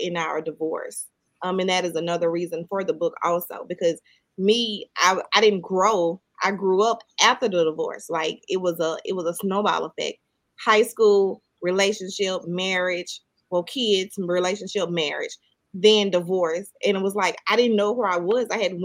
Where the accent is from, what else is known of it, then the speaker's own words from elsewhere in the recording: Mississippi, United States; I'm from the country. I'm from Mississippi. So we all just grew up and went outside and played